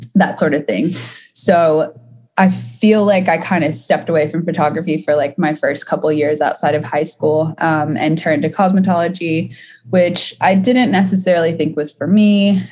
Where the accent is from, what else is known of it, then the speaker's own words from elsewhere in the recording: Atlanta, Georgia, United States; now in Los Angeles, United States; I'm from Atlanta, so I started on the East Coast in the South.